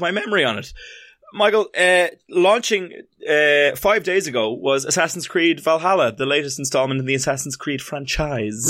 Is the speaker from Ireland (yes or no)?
yes; Ireland